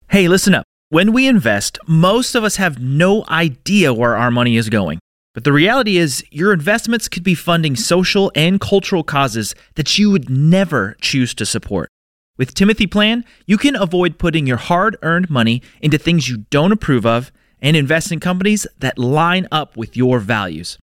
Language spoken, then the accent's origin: English; Southern Illinois, United States; I grew up in Southern Illinois